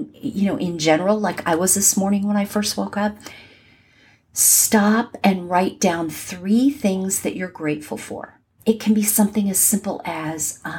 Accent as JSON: {"language": "English", "region": "Southern California", "country": "United States", "tie": "born or raised there", "moved": "as an adult", "lives_now": "Atlanta, United States", "said": "where I grew up in Southern California"}